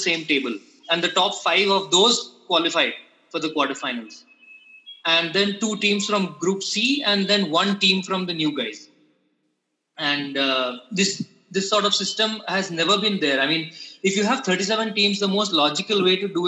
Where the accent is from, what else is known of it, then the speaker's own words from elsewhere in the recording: Puducherry, India; I'm from Pondicherry